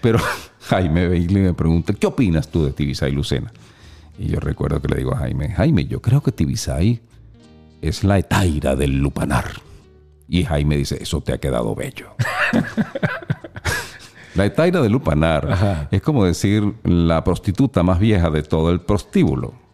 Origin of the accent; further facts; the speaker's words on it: Venezuela; moved away; Yo como venezolano, de pura cepa